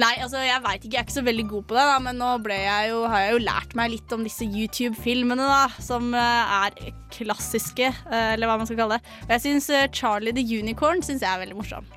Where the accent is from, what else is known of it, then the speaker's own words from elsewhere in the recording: Fetsund, Akershus, Norway; hjemme i Fetsund er jeg kjent som